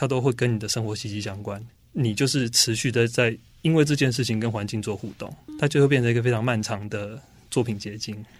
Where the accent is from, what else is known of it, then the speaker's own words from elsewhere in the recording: Chiayi, Taiwan; 对，我是嘉义人。